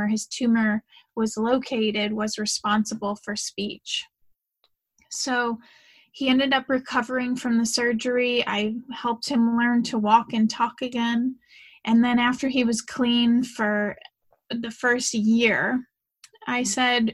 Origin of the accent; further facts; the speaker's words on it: St. Louis, Missouri, United States; moved away; Originally, I'm from St. Louis, Missouri. So I grew up in a very traditional family